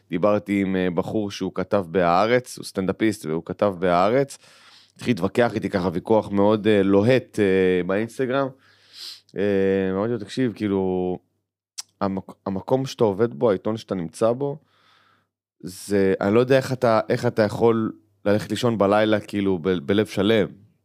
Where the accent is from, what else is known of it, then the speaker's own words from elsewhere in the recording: Kiryat Arba, Judea and Samaria, Israel; כשגדלנו בקריית ארבע, כן, חד משמעית.